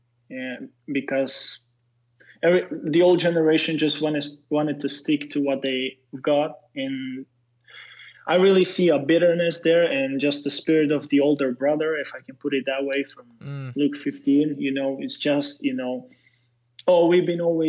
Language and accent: English; Slovakia; English is a second language; I'm a Slovak, I'm not a Serbian, and Slovaks are evangelical mostly. I was raised in Pentecost